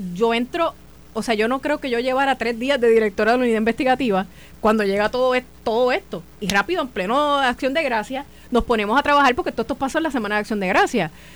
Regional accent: Carolina, Puerto Rico; mi pueblo de Calorina

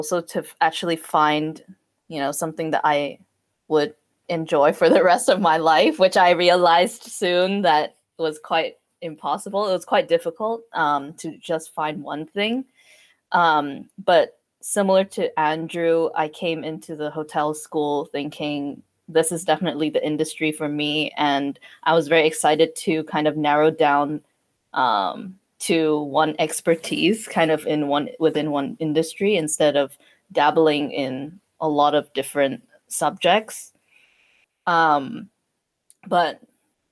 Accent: Hong Kong; moved away as an adult; also born or lived in Claremont, California; I've been in Hong Kong my entire life before university

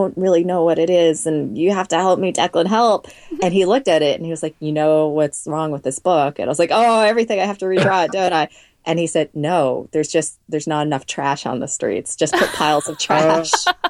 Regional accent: Boston, Massachusetts, United States; also born or lived in Oakville, Ontario, Canada

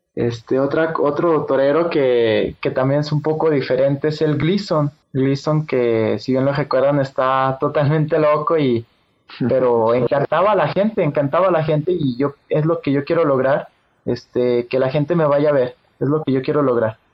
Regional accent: Aguascalientes, Mexico; Nací en Aguascalientes, Aguascalientes, el 20 de marzo del 2003.

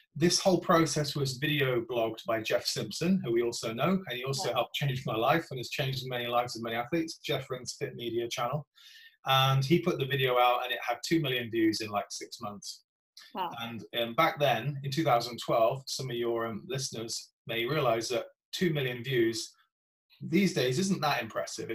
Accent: Gloucester, South West England, United Kingdom; my hometown of Gloucester

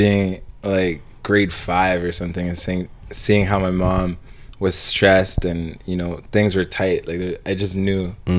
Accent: United States; because I'm Jamaican Nigerian. My mom came from Jamaica. She's been living on her own since she was like 15. She came on her own. And my dad's from Nigeria.

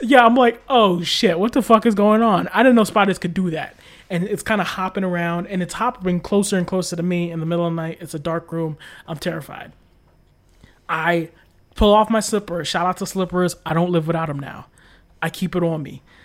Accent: United States; I'm American

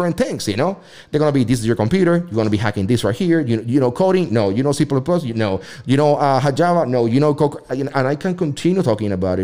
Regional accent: Puerto Rico; English is a second language; now in United States; I'm from Puerto Rico and I come from a very mixed family

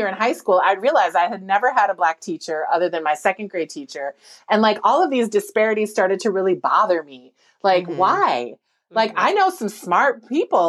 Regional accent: Minnesota, United States; growing up in Minnesota and being in a predominantly white environment

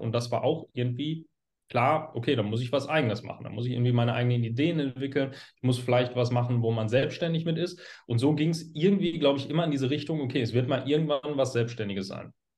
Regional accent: Hagen, North Rhine-Westphalia, Germany; ich komme aus Hagen

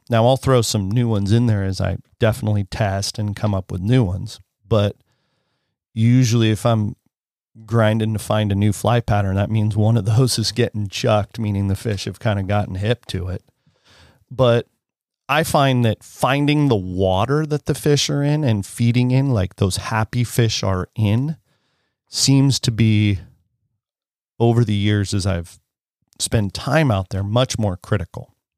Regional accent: Penn Valley, California, United States; It's definitely an unincorporated area, I would imagine, of Penn Valley

